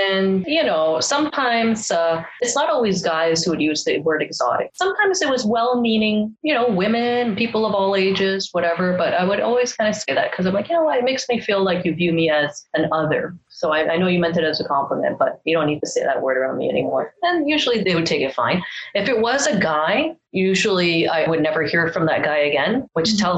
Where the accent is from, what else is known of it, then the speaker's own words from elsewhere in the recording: Canada; So I'm glad. I'm glad that I was raised here in Canada.